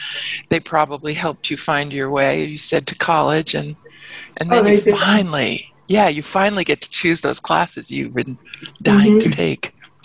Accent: New York, United States; inner city, I grew up in the Bronx in New York

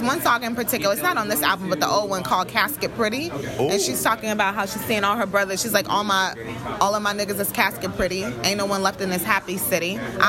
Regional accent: Houston, Texas, United States; also born or lived in Atlanta; I'm from Houston, Texas

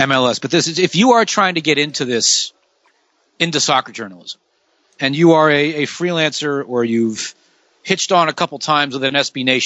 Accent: United States; I'm an American

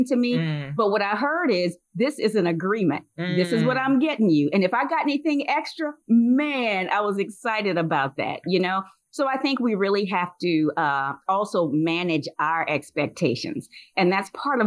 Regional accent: Louisiana, United States; moved away; I'm from Louisiana originally

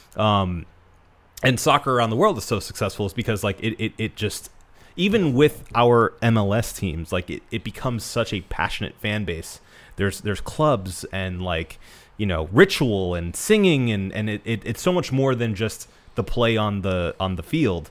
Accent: United States; as an American

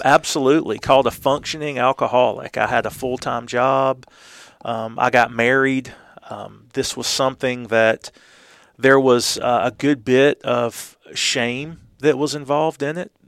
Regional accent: Columbus, Georgia, United States; moved away; I was born and raised in Columbus, but was gone for twenty-five years

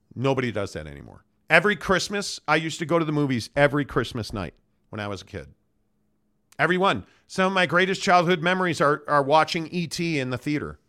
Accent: Chicago, Illinois, United States; now in Salt Lake City, United States; I grew up Catholic in Chicago as a Notre Dame fan

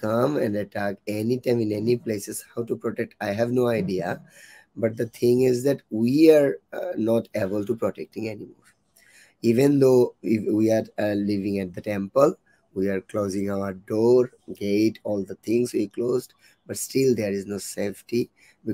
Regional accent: Sylhet, Sylhet Division, Bangladesh; I am from Bangladesh, Sylhet

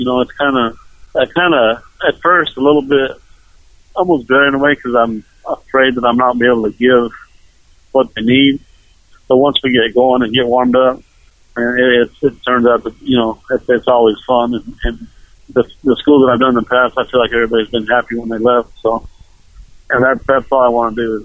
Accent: New Mexico, United States; growing up in New Mexico, me and my dad used to go to jackpots every weekend

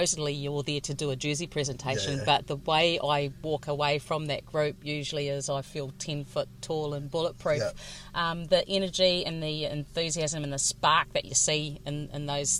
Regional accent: Tararua, Manawatū-Whanganui, New Zealand; I grew up in Tararua, which was a volunteer covered area

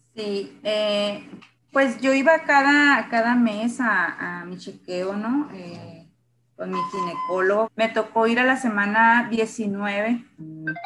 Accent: San Luis Río Colorado, Sonora, Mexico; Yo soy de San Luis Río, Colorado, Sonora

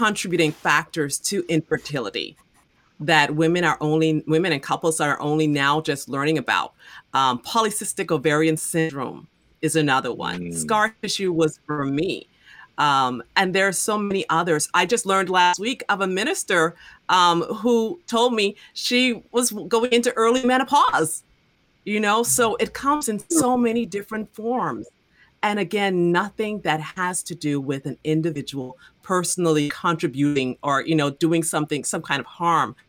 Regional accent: Bahamas; I'm from the Bahamas

